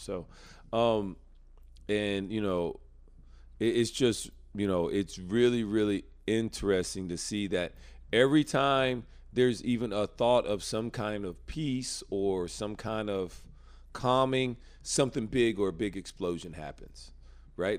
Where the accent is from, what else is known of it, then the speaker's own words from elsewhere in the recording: United States; I'm American